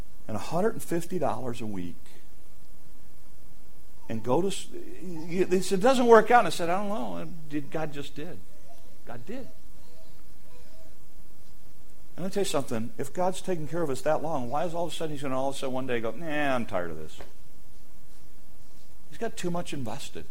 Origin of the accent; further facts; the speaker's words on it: United States; one of the curses of being an American is we live in a world in which we are bombarded 24/7